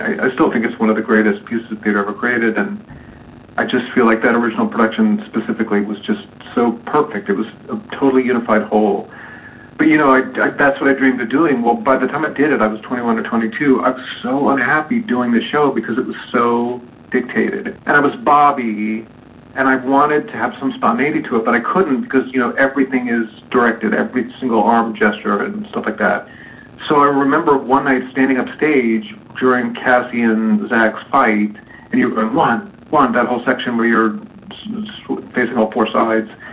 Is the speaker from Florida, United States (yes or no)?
yes; Gainesville, Florida, United States; moved away as an adult; also born or lived in Chicago, Illinois; now in New York, United States; I was born in Chicago, and then we moved here to Florida in, when I was six